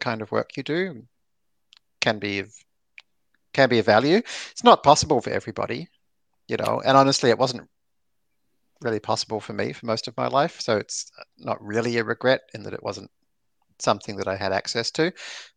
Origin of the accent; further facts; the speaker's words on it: Melbourne, Victoria, Australia; moved away as an adult; also born or lived in San Francisco; I growing up in Melbourne